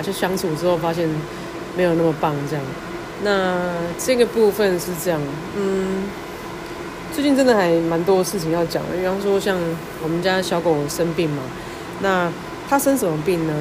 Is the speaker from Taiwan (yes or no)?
yes; Taiwan; 身为台湾人